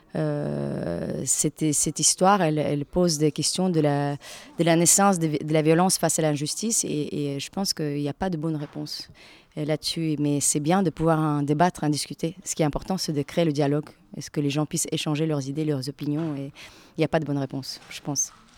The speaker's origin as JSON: {"language": "French", "country": "Latvia", "tie": "born or raised there", "second_language": "French", "moved": "as an adult", "lives_now": "France", "said": "j'ai eu mon équivalent de bac en Lettonie, c'est de là que je viens"}